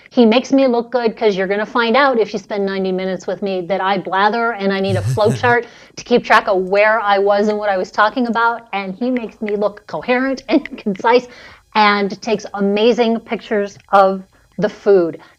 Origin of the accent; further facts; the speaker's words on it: Philadelphia, Pennsylvania, United States; So I'm from Philadelphia.